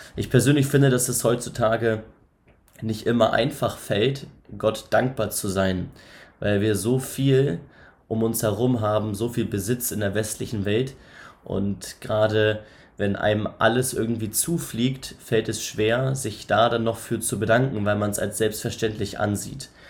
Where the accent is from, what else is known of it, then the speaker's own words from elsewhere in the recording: Northern Germany, Germany; also born or lived in Elmshorn; Ich komme aus dem Norden, aus dem hohen Norden.